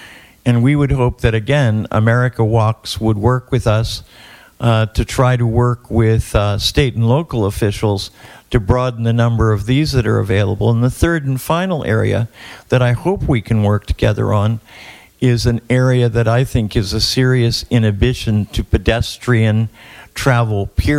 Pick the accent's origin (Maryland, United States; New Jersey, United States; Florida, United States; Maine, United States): Florida, United States; Miami; I'm from Miami, Florida.